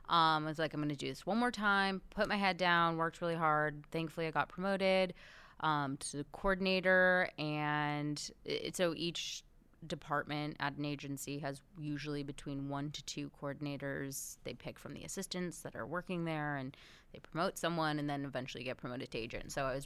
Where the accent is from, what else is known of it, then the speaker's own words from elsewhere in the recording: Beverly Hills, California, United States; So, I grew up in Beverly Hills, and everybody's family seemed to be in entertainment, and mine really wasn't.